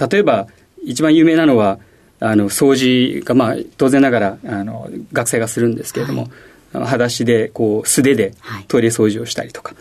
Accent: Ashiya, Hyogo, Japan; 兵庫県の芦屋市です

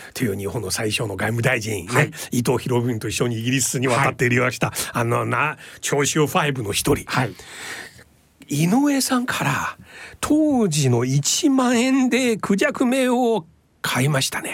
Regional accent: China; now in Japan; 僕もね中国出身

